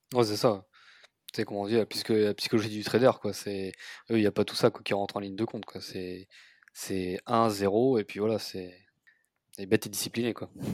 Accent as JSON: {"language": "French", "town": "Paris", "region": "Île-de-France", "country": "France", "said": "je suis parisien"}